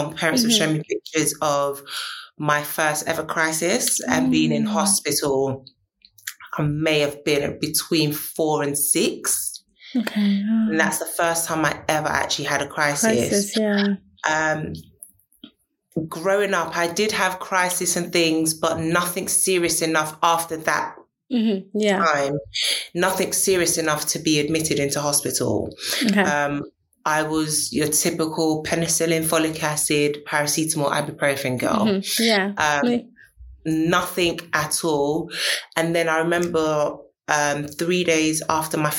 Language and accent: English; London, United Kingdom; I am a British-born Ghanaian. So my parents are Ghanaian and I'm from South London.